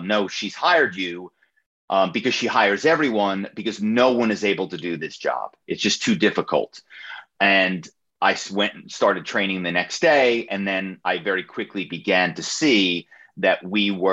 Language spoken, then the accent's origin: English; Philadelphia, Pennsylvania, United States; my hometown is Philadelphia